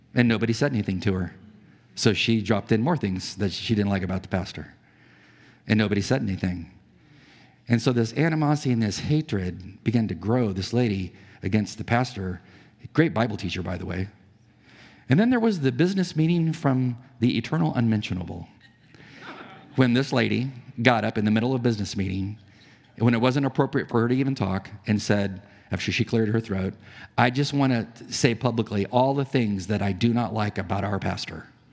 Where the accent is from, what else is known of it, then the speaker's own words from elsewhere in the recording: San Diego, California, United States; I'm from San Diego. I knew lots of pilots. Navy pilots. Uh, the, the Top Gun base was by our, not far from our house